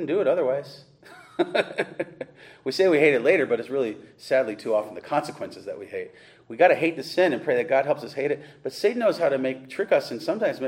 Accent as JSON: {"language": "English", "town": "Webster", "region": "New York", "country": "United States", "said": "I'm from Webster, New York."}